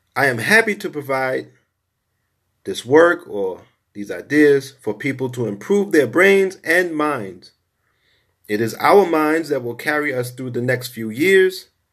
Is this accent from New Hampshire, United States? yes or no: no; New York City, New York, United States; I grew up in Brownsville, Brooklyn, nineteen eighties.